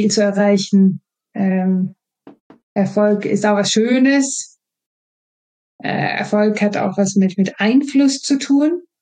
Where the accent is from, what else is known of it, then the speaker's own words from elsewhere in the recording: Sweden; German is a second language; moved away as an adult; now in Germany; ich stamme aus einer Region, wo wir das nicht trennen. Ich bin Schwedin, ich bin habe schwedische Sprachgebrauch mit mir bekommen und äh, habe daher nicht diese Trennung. Ich bin in Deutschland ausgebildet